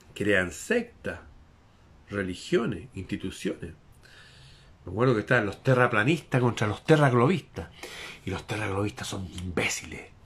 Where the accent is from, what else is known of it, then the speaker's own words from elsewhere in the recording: Chile; nuestro antepasado que fue un general famoso en mi país hace 200 años atrás